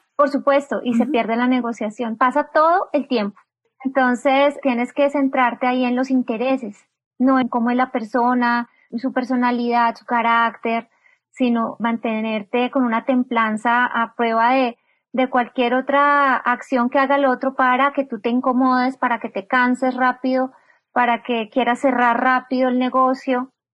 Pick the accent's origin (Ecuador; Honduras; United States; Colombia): Colombia; Bogotá; yo soy una mujer colombiana, nací en la capital de Colombia, en Bogotá